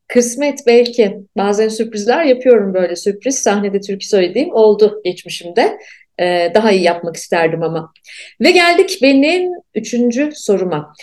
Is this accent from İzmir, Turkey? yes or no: no; Ankara, Turkey; moved away as an adult; Ankara doğdum, büyüdüm. Ve bence ben çok e, e, çok tipik bir Ankaralıyım